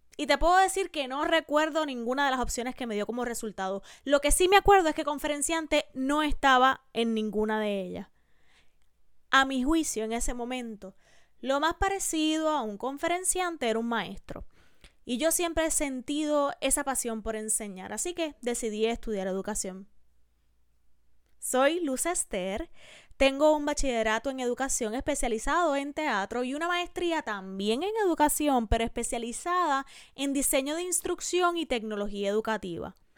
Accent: Puerto Rico; En mi país, en Puerto Rico, donde se graba este podcast

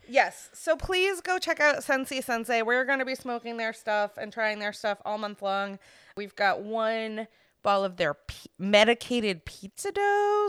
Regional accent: Florida, United States; also born or lived in Maine; between my sister and I growing up in Florida

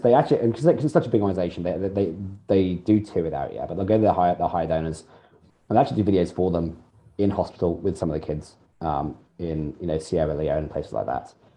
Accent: United Kingdom; now in Australia; being in Australia, and I'm British

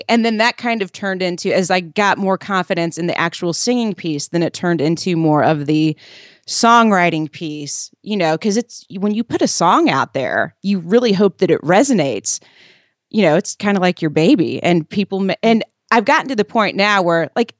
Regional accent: Indiana, United States; I grew up in Southern Indiana and was encouraged at an early age to, you know, take piano lessons and play sports

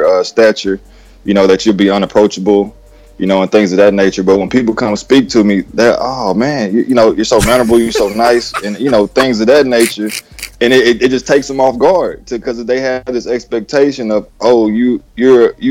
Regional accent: Texas, United States; country boy, born and raised in Texas

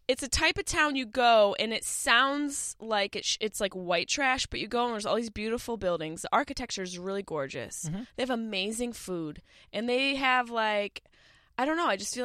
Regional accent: Upstate New York, United States; I am from upstate New York.

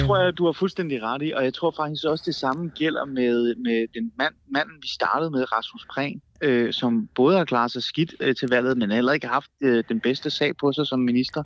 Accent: North Zealand, Capital Region of Denmark, Denmark; now in Aarhus, Denmark; jeg er jo faktisk på en eller anden måde blevet østjyde, ikke? selvom jeg er vokset op i Nordsjælland

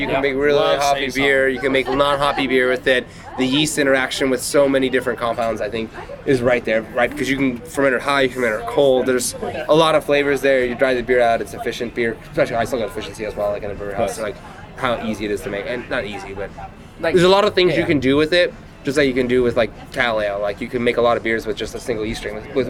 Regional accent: Northern Ireland, United Kingdom; Well, I'm from Northern Ireland, so I like

